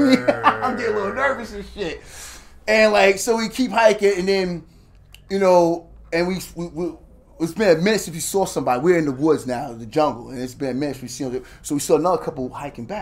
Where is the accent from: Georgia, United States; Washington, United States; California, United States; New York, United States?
New York, United States; New York City; I'm from Staten Island. I grew up, you know, in New York City.